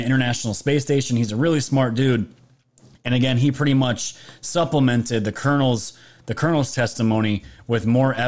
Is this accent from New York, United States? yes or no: yes; New York, United States; I'm from New York